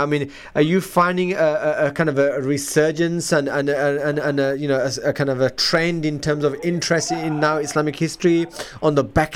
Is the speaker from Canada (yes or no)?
no; Leeds, Yorkshire and the Humber, United Kingdom; moved away; I'm from Leeds